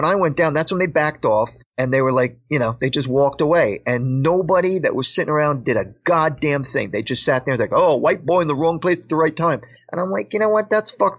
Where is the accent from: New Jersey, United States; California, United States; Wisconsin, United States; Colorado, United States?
New Jersey, United States; Paterson; I was born and raised in Patterson, New Jersey, and it's the predominant ethnic group of people there are Afro-Americans.